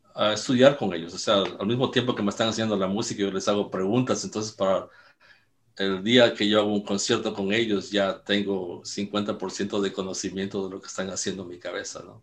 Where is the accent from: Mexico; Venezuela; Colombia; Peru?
Mexico; moved away; aunque soy mexicano